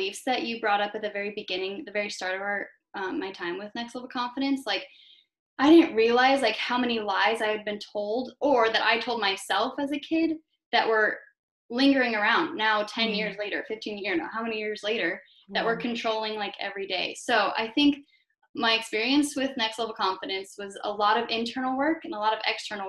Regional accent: Greeley, Colorado, United States; I was born in Greeley, Colorado

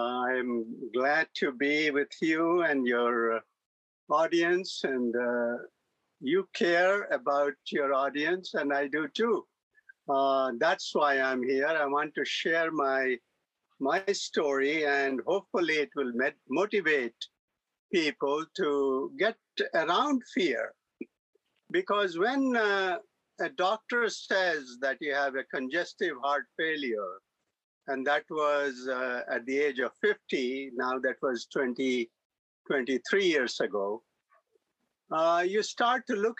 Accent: India; moved away as an adult; now in United States; I came as an immigrant from India in 1971, mm-hmm. at the age of 26 years old.

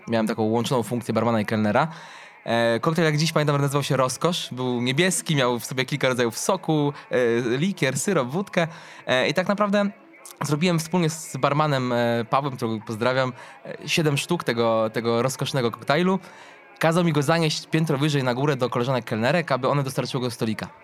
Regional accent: Lublin, Lublin Voivodeship, Poland; spacerując po centrum Lublina, mojego rodzinnego miasta

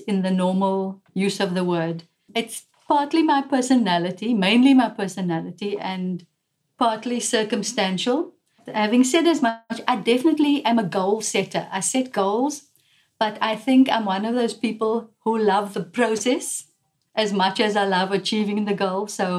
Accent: South Africa; I'm a South African woman

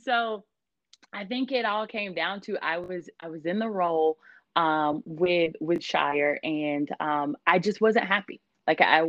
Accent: Georgia, United States; moved away as an adult; also born or lived in Italy; now in San Diego, United States; I was born in Italy. And then after that, probably about a few months after I was born, he ended up going into the reserve and moving to Georgia. And so that's where I grew up

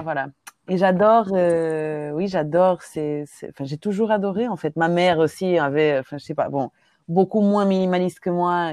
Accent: Lisbon, Portugal; French is a second language; moved away as an adult; now in Brussels, Belgium; Oui, j'ai grandi au Portugal, à Lisbonne

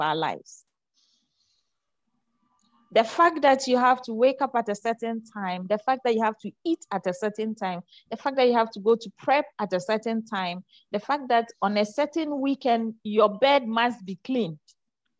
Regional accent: Ghana; I come from the Zongo. I'm a Zongo girl.

